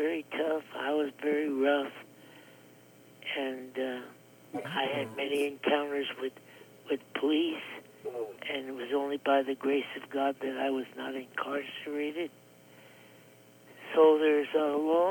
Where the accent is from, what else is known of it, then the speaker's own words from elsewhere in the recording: Clifton, New Jersey, United States; also born or lived in Teaneck, New Jersey; I was raised in the Daughters of Miriam Orphanage in Clifton, New Jersey.